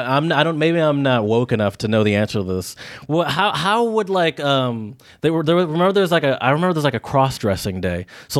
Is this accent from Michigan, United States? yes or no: yes; Michigan, United States; I'm from Michigan.